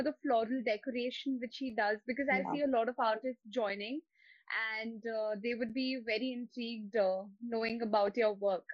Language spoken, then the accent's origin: English; Bangalore, Karnataka, India; now in Mumbai, India; I am basically from Bangalore.